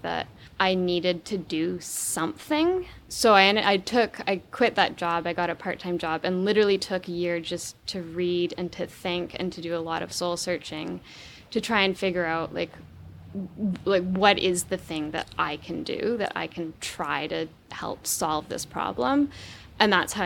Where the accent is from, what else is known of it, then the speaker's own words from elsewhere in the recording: Vancouver Island, British Columbia, Canada; I grew up on the west coast of Canada. I grew up on Vancouver Island